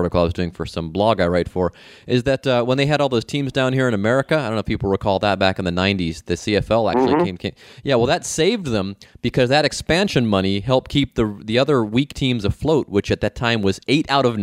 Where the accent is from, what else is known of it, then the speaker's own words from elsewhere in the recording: Cleveland, Ohio, United States; now in Cincinnati, United States; we're from Cleveland originally, and my wife lived down here for a while, moved back to Cleveland